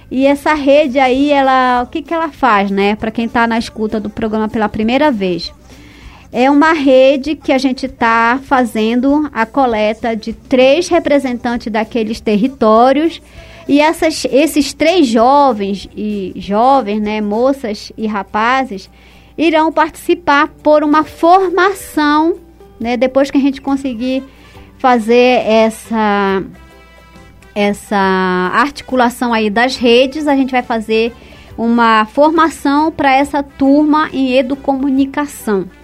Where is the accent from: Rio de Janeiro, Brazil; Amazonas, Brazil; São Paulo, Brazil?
Amazonas, Brazil; district of Assunção do Içana; sou da etnia atariana, sou do distrito de Assunção do Içama